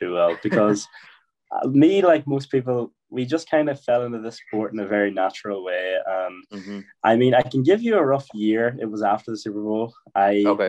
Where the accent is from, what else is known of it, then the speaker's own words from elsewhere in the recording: Ireland; I am from Ireland, yes.